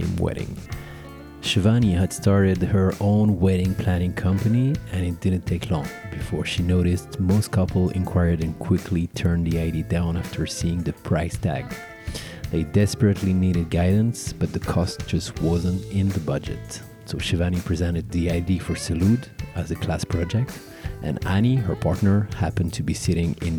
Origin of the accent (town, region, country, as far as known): Paris, Île-de-France, France; born or raised there